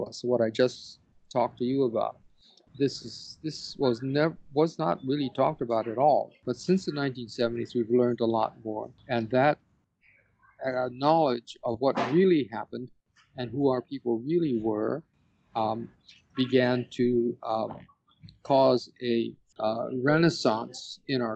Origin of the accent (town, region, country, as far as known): Hawaii, United States